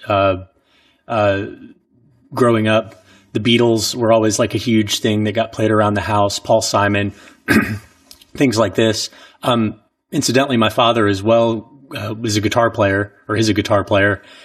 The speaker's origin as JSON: {"language": "English", "town": "Orangeburg", "region": "South Carolina", "country": "United States", "tie": "born or raised there", "moved": "yes", "said": "growing up in Orangeburg"}